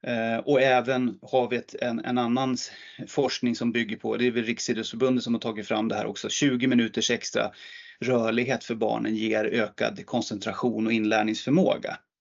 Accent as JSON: {"language": "Swedish", "area": "Hagunda", "region": "Uppsala County", "country": "Sweden", "tie": "born or raised there", "said": "en liten förening där jag växte upp som heter Hagunda IF"}